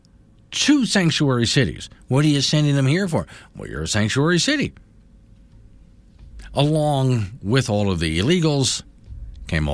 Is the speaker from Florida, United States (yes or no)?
yes; Florida, United States; on my hometown island